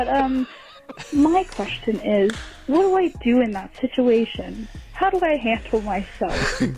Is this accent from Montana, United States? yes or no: yes; Montana, United States; I'm from Montana, and I am freshly 21.